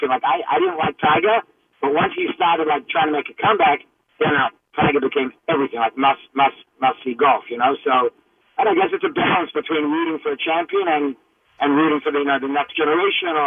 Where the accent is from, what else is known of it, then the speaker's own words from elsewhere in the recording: Australia; now in New York, United States; I grew up in Australia, and uh, I moved here